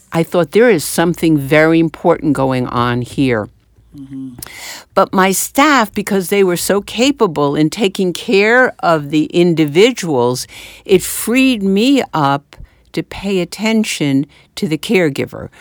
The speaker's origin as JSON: {"language": "English", "area": "Westchester and Manhattan", "region": "New York", "country": "United States", "tie": "born or raised there", "moved": "as an adult", "lives_now": "New Jersey, United States", "said": "I grew up in, uh, Westchester and in Manhattan"}